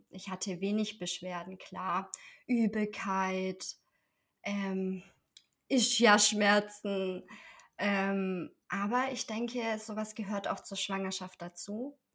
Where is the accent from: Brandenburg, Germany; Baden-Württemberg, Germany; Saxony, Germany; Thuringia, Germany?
Baden-Württemberg, Germany; Esslingen; Ich komme aus Esslingen, das liegt in der Nähe von Stuttgart und bin Mama von zwei wundervollen Kindern.